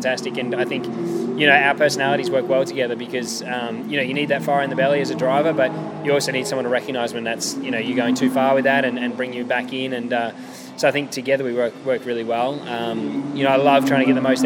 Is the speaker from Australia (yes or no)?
yes; Adelaide, South Australia, Australia; at home in Adelaide